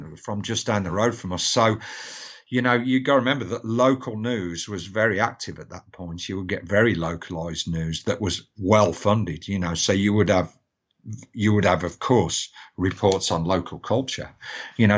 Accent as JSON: {"language": "English", "town": "Birmingham", "region": "West Midlands", "country": "United Kingdom", "tie": "born or raised there", "said": "I was born in Great Bar and Aston"}